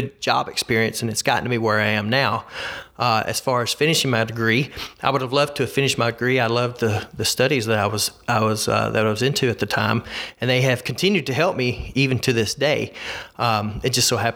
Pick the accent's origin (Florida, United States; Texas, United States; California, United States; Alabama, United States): Alabama, United States; So I'm a lifelong Alabamian. I've always lived in the state of Alabama.